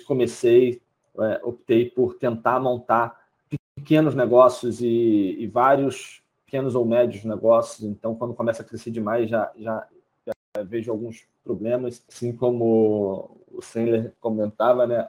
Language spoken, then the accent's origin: Portuguese; Brazil; mesmo como brasileiro, tendo uma conta lá